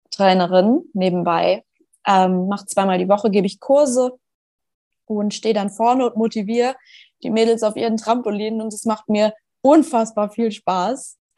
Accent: Schleswig-Holstein, Germany; Ich bin 26, ich komme aus Schleswig-Holstein.

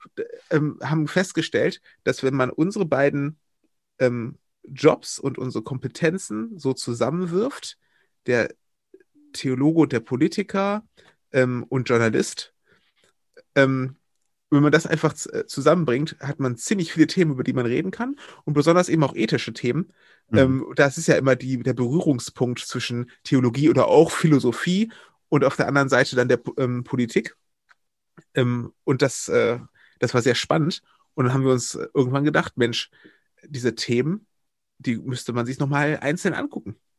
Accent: Wuppertal, North Rhine-Westphalia, Germany; moved away as an adult; also born or lived in Berlin / Brandenburg / Oldenburg; now in Kamp-Lintfort, Germany; ich bin gebürtiger Wuppertaler und dann, ähm, nachdem ich dort meine Jugend verbracht habe

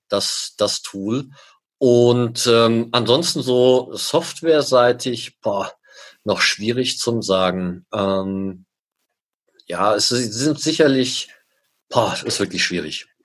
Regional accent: Germany; now in Switzerland; wie man hört, bin ich Deutscher, lebe seit 16, jetzt 16, ja, doch 16 Jahren in der Schweiz

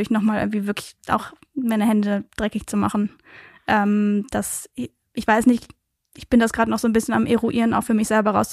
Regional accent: Aachen, North Rhine-Westphalia, Germany; also born or lived in Belgium; Es ist zwar, sagen wir, 15 Minuten von Aachen entfernt, aber tatsächlich geboren bin ich in Belgien.

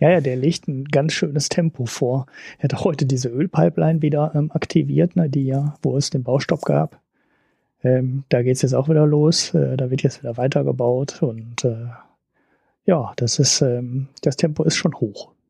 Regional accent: Germany; als Deutscher

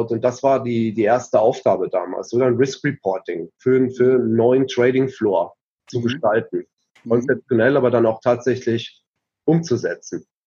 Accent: Heidelberg, Baden-Württemberg, Germany; moved away as an adult; now in Switzerland; Ich komme ursprünglich aus Deutschland. Ja. Bin in, in Heidelberg groß geworden, in äh, Mannheim an die Universität gegangen, habe dort äh, Wirtschaftsinformatik studiert.

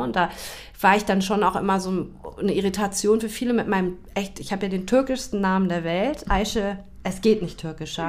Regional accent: Taunus, near Frankfurt am Main, Hesse, Germany; now in Hamburg, Germany; ich bin in Frankfurt am Main geboren. Mhm bin da im beschaulichen Taunus aufgewachsen

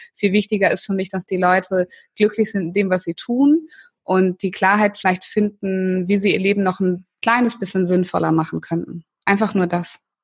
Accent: Northern Germany, Germany; ich bin ja in Norddeutschland groß geworden

